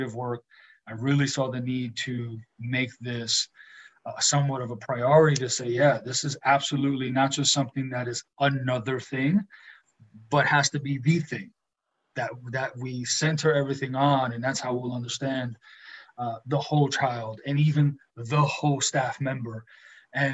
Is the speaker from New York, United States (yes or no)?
yes; New York City, New York, United States; growing up in New York City, it's a melting pot